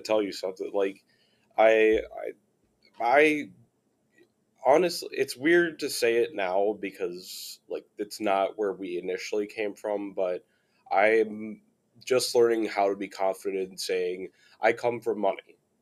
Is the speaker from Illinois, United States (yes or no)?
yes; Chicago, Illinois, United States; also born or lived in Virginia; now in Cincinnati, United States; I'm from Chicago